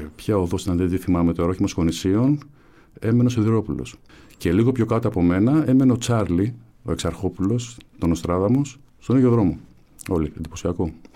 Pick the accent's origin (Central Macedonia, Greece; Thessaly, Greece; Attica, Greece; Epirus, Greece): Attica, Greece; Athens; Εγώ γεννήθηκα στην ε, Κεφαλινίας, ε, βαφτίστηκα στον Άγιο Παντελεήμονα, εκεί έπαιζα.